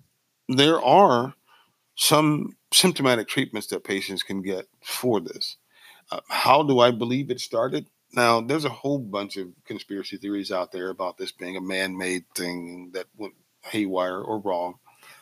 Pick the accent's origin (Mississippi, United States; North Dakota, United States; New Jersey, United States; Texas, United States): Mississippi, United States; I'm from Mississippi